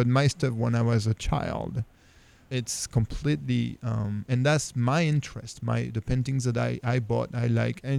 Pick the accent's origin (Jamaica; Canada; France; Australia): France; moved away as an adult; now in Raleigh, United States; even though I'm French, I'm also American. I became American last year